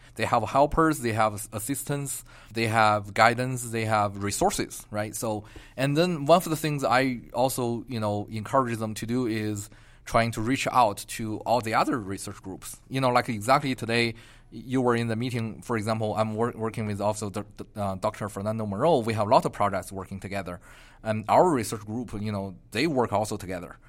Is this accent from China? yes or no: yes; Beijing, China; moved away as an adult; also born or lived in Atlanta, Georgia; now in Albuquerque, United States; Originally, I'm from Beijing